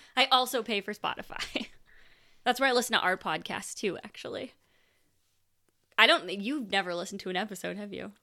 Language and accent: English; Canada; I grew up in Canada